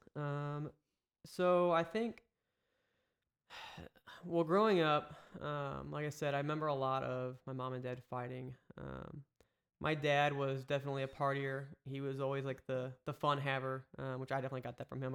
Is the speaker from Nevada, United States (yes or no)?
no; Eureka, Missouri, United States; also born or lived in St. Charles, Missouri; born and raised Saint Louis. I grew up in Eureka